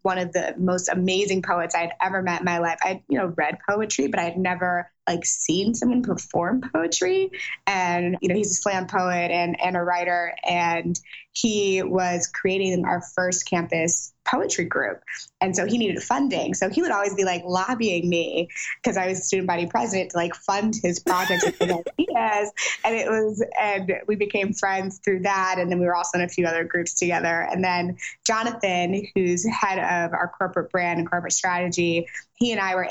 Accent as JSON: {"language": "English", "town": "St. Louis", "region": "Missouri", "country": "United States", "also_born_or_lived": "Silicon Valley, California", "moved": "yes", "lives_now": "Los Angeles, United States", "said": "I'm from St. Louis, Missouri, Midwest for life. Although I do currently live in Los Angeles"}